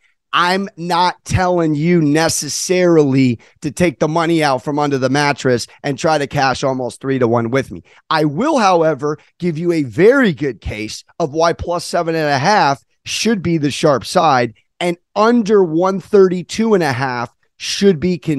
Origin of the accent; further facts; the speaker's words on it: San Diego, California, United States; This is a big moment for my city. I grew up in this city